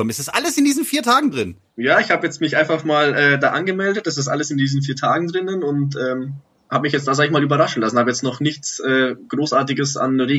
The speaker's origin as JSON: {"language": "German", "town": "Munich", "region": "Bavaria", "country": "Germany", "tie": "born or raised there", "said": "Ich komme aus dem Norden von München, in der Nähe von der Allianz Arena."}